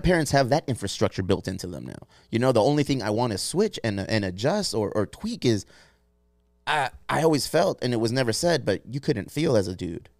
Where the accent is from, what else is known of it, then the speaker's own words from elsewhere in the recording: California, United States; We're from California